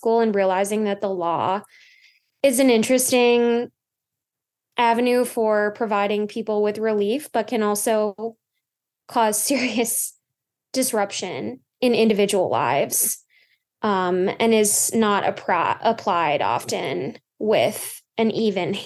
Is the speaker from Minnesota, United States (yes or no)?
yes; Minnesota, United States